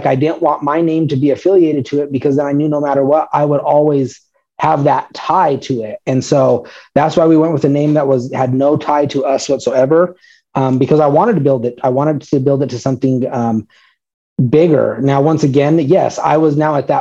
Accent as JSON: {"language": "English", "region": "Colorado", "country": "United States", "tie": "born or raised there", "said": "I was born and raised here in Colorado"}